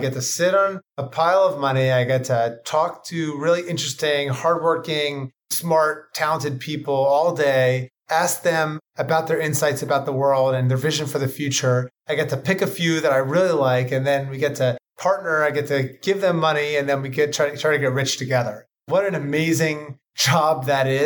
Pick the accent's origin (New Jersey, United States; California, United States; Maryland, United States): Maryland, United States; Ocean City; moved away as an adult; also born or lived in New Hampshire / Italy / New York; I'm from Ocean City, Maryland. It's a small mid-Atlantic beach resort, cotton candy, funnel cakes, roller coaster rides, haunted houses. Grew up surfing